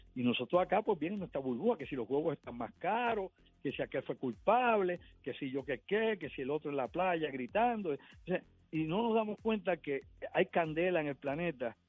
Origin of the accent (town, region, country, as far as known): Puerto Rico